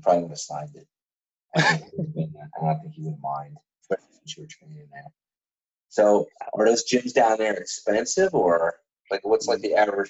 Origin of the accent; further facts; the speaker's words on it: New Jersey, United States; I'm from Jersey, the one in Hoboken.